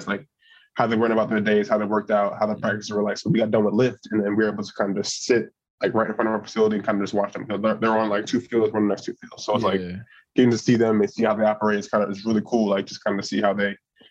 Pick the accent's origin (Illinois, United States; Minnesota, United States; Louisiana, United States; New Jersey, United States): New Jersey, United States; moved away as an adult; also born or lived in South Bend, Indiana; now in Pittsburgh, United States; like the Northeast, I mean, I'm from Jersey